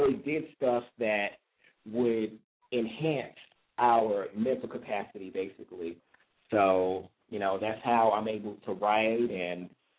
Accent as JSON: {"language": "English", "region": "New York", "country": "United States", "said": "even though I am a New Yorker, but my roots are in the South, Virginia in particular, and well, Virginia, North Carolina."}